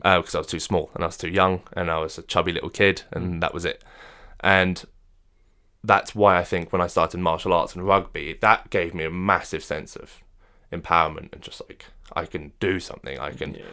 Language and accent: English; France; moved away; I was brought up in France